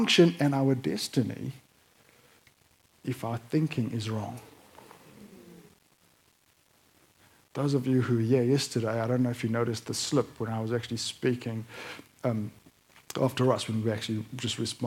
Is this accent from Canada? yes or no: no; South Africa; moved away; also born or lived in Tasmania; I'm an expat South African.